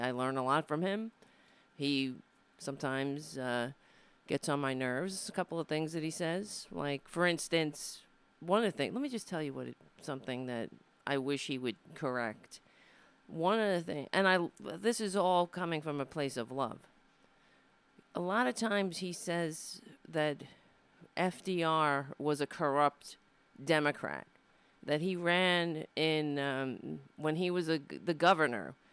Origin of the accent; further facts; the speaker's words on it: Brooklyn, New York, United States; I was born in Brooklyn, not in Ireland